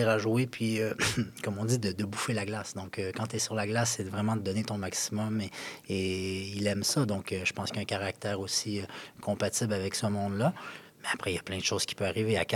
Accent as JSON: {"language": "French", "region": "Quebec", "country": "Canada", "said": "moi, si moi, je suis québécois, donc euh, si mes enfants avaient la chance de jouer dans ma propre ville"}